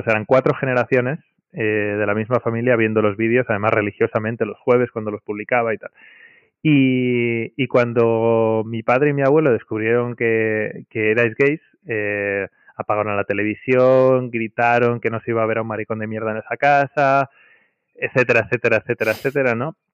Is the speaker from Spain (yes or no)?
yes; Madrid, Community of Madrid, Spain; Soy de Madrid, de toda la vida.